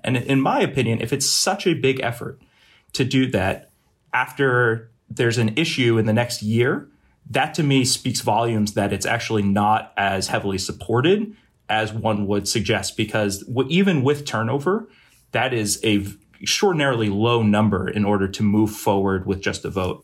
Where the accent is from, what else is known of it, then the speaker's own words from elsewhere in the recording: Boston, Massachusetts, United States; also born or lived in Brunswick, Maine; I'm originally from the Boston area, uh, and have lived primarily in New England, uh, my entire life